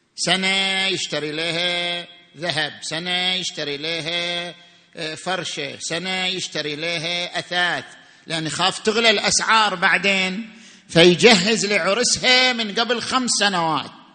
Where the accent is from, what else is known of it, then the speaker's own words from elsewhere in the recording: Saudi Arabia; احنا في السعوديه عندنا بدلات وعلاوات